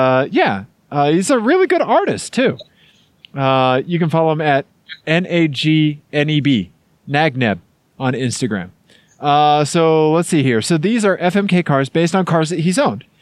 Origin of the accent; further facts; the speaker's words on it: Missouri, United States; accent: Missouri; my Missouri accent